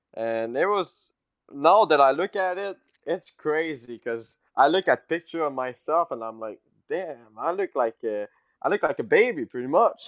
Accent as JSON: {"language": "English", "region": "Quebec", "country": "Canada", "second_language": "English", "moved": "as an adult", "lives_now": "Mooresville, United States", "said": "me from Quebec"}